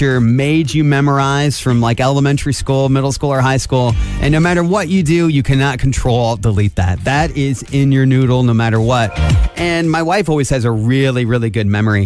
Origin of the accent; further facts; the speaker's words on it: Angola, Indiana, United States; I grew up in Angola and I'm a Midwest kid, I have so much Hoosier in me